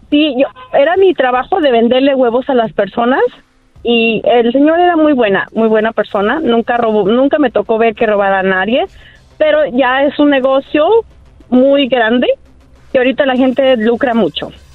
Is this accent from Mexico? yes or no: yes; Jalisco, Mexico; todavía soy de Jalisco